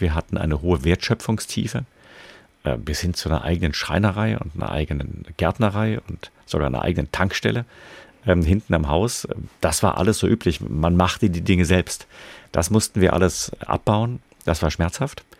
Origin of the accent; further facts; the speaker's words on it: Freiburg, Baden-Württemberg, Germany; meine Heimatstadt Freiburg